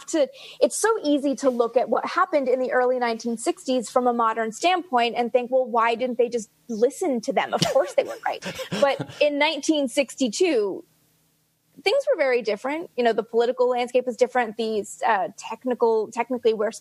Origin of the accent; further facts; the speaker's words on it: Canada; accent: Canadian; my Canadian accent